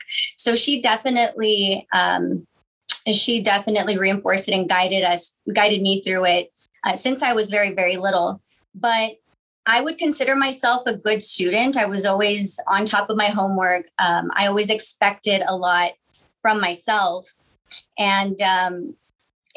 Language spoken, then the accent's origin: English; Weslaco, Texas, United States; moved away as an adult; also born or lived in Austin, Texas; now in McAllen, United States; I am originally from Weslaco. I graduated from Weslaco High School.